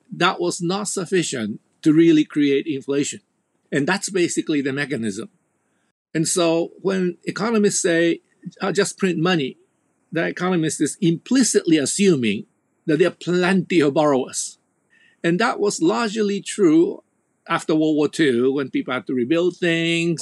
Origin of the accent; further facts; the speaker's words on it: United States; moved away as an adult; now in Japan; every time I go back home to the United States